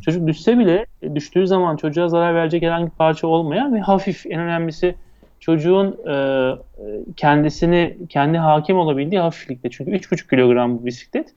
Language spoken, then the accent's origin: Turkish; İzmir, Turkey; Ben 1970 İzmir doğumluyum.